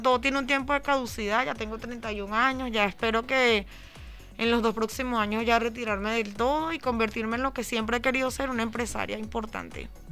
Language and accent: Spanish; Venezuela; also born or lived in Barcelona; now in Paris, France; yo soy venezolana, vengo de otro tipo de cultura